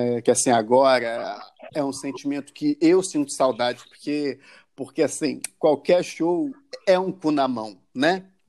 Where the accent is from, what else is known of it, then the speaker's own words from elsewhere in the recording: Rio de Janeiro, Brazil; nós que somos os cariocas